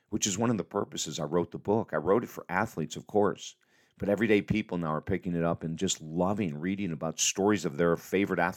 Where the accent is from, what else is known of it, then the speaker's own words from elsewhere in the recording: Syracuse, New York, United States; maybe I was 10 or 12 years of age, uh, living in Syracuse, New York